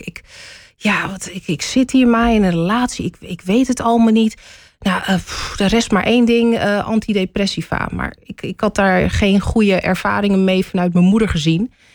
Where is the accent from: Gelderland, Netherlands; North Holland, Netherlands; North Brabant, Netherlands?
North Holland, Netherlands; Hoofddorp; moved away as an adult; also born or lived in Amsterdam / The Hague; now in Amersfoort, Netherlands; Toen ik vier jaar oud was, verhuisde ik naar Hoofddorp. Daar heb ik tot mijn 24ste gewoond